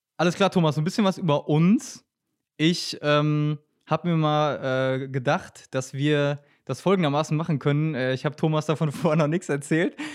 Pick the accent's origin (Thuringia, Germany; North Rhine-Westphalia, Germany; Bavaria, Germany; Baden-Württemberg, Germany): North Rhine-Westphalia, Germany; near Welver; bin tatsächlich Dorfkind, das heißt, äh, ich äh, reise hier mal nach Paderborn an, aus der Nähe von Velva